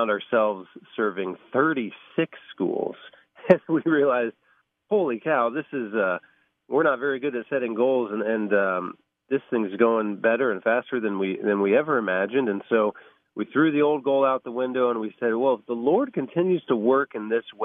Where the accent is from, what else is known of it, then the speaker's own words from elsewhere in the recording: Van Wert, Ohio, United States; my hometown of Van Wert, Ohio.